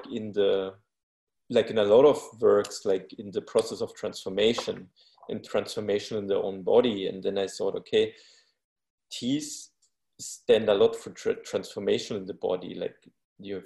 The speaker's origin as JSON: {"language": "English", "region": "Bavaria", "country": "Germany", "tie": "born or raised there", "said": "I was born in Bavaria"}